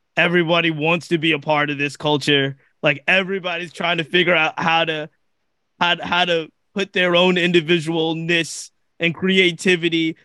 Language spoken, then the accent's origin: English; Virginia, United States; I'm from Virginia, I live in Virginia